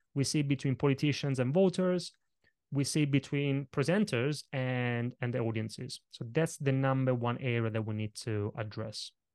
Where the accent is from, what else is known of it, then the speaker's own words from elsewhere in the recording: Italy; English is a second language; moved away; kid growing up in Italy, I grew up in a family of very small business owners